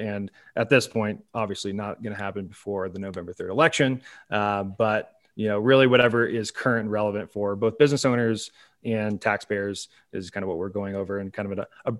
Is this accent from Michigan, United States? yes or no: no; Salem, Oregon, United States; So I grew up in Salem, Oregon, which is on more people's radars than it has been in the past because of the wildfires that are going on up there.